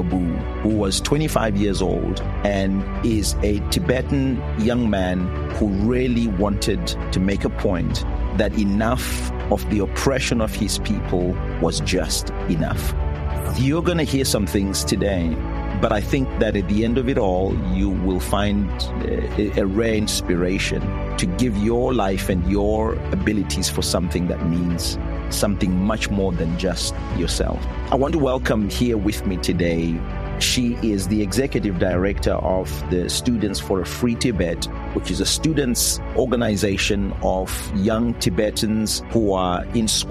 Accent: Zimbabwe; I'm from Zimbabwe

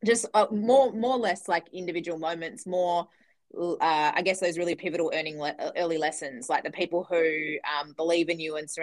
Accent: Perth, Western Australia, Australia; moved away as an adult; also born or lived in Denmark, Western Australia; now in Melbourne, Australia; I grew up in Western Australia in Perth

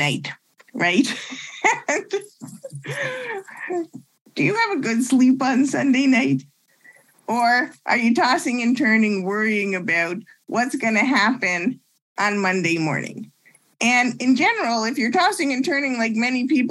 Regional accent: Ottawa, Ontario, Canada; moved away as an adult; also born or lived in Montreal, Canada / Toronto, Canada; now in Chicago, United States; I actually was born in Montreal. I grew up in Ottawa and I went to university in Toronto

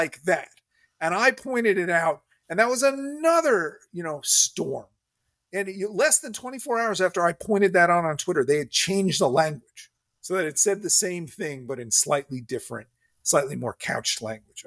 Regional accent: United States; I'm an American

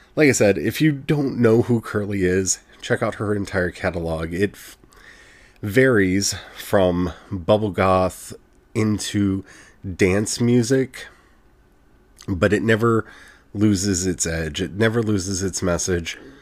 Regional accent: United States; as an American, with everything that's going on in my country

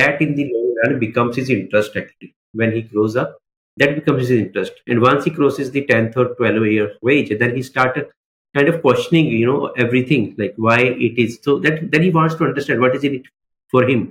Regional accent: Mohali, Punjab, India; also born or lived in Amritsar; I was born in Amritsar, but raised in Mohali only, right? So I'm a very localite person

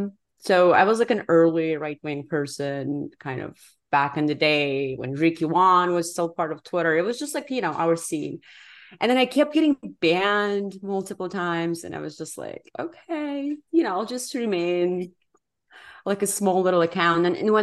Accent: Baku, Azerbaijan; moved away; I grew up in Baku, Azerbaijan, which is like not a country known for having a lot of smart people.

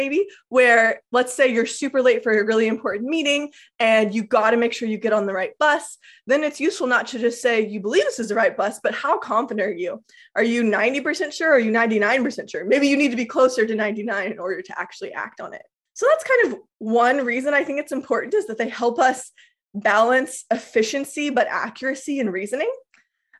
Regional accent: Lawrence, Kansas, United States; I'm very confident I was born in Lawrence. So the thought is, I still believe I was born in Lawrence, Kansas

